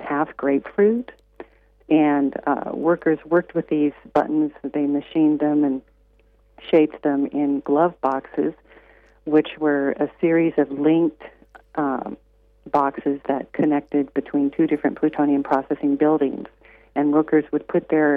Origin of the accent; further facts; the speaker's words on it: Arvada, Colorado, United States; also born or lived in Germany; now in Memphis, United States; I grew up in Arvada, Colorado